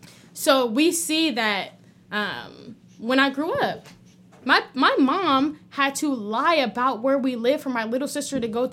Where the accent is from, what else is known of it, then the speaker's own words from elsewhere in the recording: Palmdale, California, United States; also born or lived in Lancaster, California; I grew up in Palmdale, Lancaster, from 5-6 years old. And Lancaster, Palmdale is built on military.